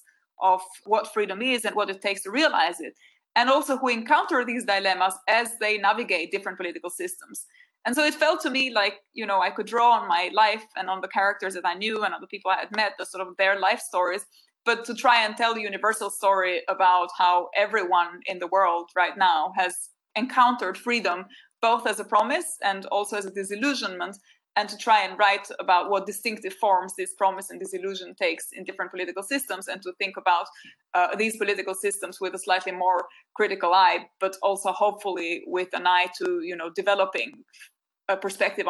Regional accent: Albania; moved away; growing up in Albania

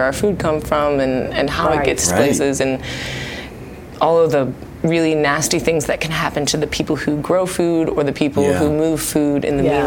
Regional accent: Cleveland, Ohio, United States; also born or lived in Florida; now in Dallas, United States; I'm from Cleveland, Ohio, originally

